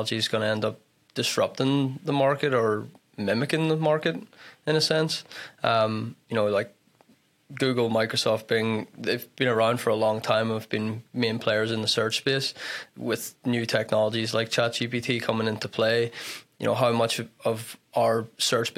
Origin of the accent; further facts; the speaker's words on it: Belfast, Northern Ireland, United Kingdom; moved away as an adult; also born or lived in Duluth, Minnesota; now in Minnesota, United States; I'm originally from Ireland, from Belfast, but moved over here for college in 2012